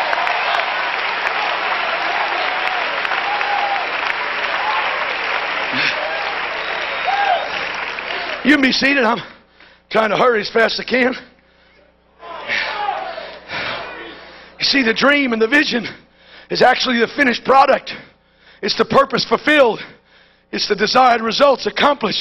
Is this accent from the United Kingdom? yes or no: no; New York City, New York, United States; When I was raised in New York City, they used to give you this little cliche in school.